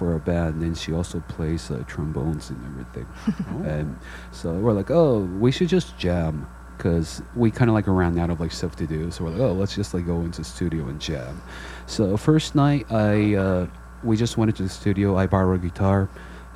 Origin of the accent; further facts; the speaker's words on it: San Diego, California, United States; moved away as an adult; now in Brooklyn, United States; people in San Diego, my hometown